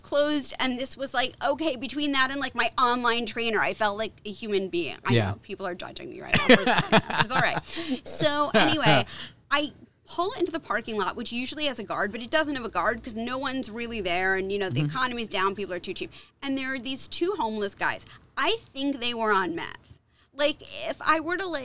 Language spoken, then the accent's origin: English; East Coast, United States; I'm from the East Coast